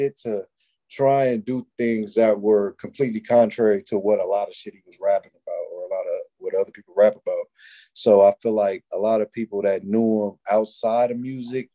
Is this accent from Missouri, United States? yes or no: no; California, United States; I'm a Californian and I knew like what's going on in California